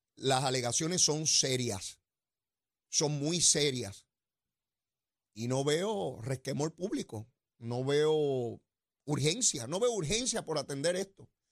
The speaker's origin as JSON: {"language": "Spanish", "town": "San Juan", "country": "Puerto Rico", "said": "yo soy de allí de Capetillo"}